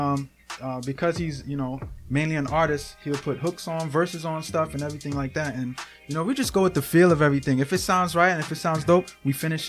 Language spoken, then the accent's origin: English; New York City, New York, United States; now in Schenectady, United States; Yeah, I'm from Brooklyn, New York. Right now, upstate New York in Schenectady.